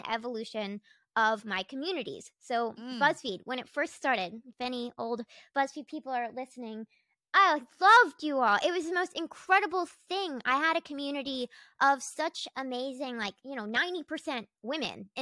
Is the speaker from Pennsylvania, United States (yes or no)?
no; North Carolina, United States; I was like from North Carolina, from the rural woods. Like, I was, I grew up like with cows and chickens, and I grew up in like the Bible Belt of the East Coast.